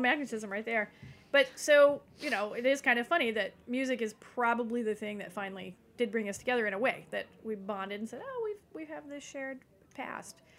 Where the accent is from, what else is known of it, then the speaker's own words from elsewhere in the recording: East Tennessee, United States; now in Nashville, United States; at least I grew up in East Tennessee, but I had left at a younger age